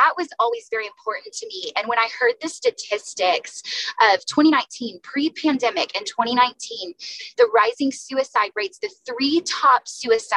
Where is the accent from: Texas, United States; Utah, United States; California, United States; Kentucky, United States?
Texas, United States; now in San Diego, United States; I'm from the South. And so in Texas